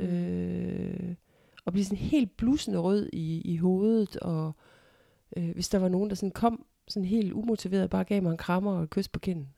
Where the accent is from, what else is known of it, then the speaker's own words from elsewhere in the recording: Ikast, Central Denmark Region, Denmark; flyttede til den hvad skal man sige, gade, hvor jeg er vokset op, Nygårds Allé i Ikast